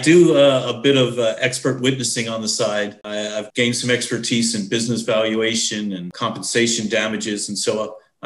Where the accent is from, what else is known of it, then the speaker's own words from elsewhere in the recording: New York, United States; being a New Yorker